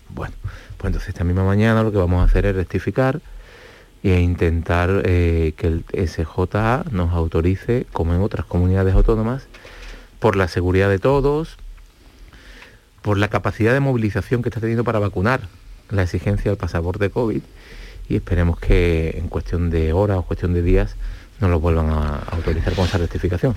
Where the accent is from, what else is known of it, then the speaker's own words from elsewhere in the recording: Andalusia, Spain; los andaluces somos los españoles